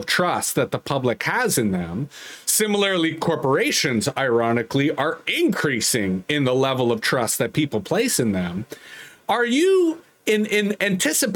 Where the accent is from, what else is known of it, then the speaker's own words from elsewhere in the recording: Canada; for me as a Canadian